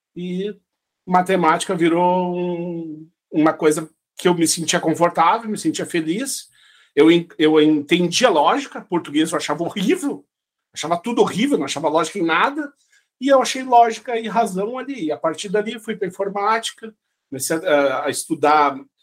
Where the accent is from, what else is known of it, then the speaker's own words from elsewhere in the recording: Santa Cruz do Sul, Rio Grande do Sul, Brazil; moved away as an adult; also born or lived in São Luís Gonzaga, Brazil; now in Estonia; eu me criei em Santa Cruz do Sul